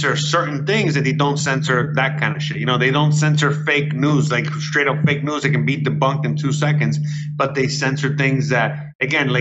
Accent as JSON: {"language": "English", "town": "Miami", "region": "Florida", "country": "United States", "moved": "yes", "lives_now": "Mexico", "said": "I'm from Miami"}